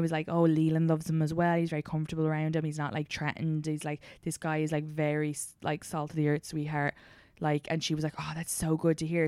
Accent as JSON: {"language": "English", "country": "Ireland", "tie": "born or raised there", "moved": "yes", "said": "growing up in Ireland"}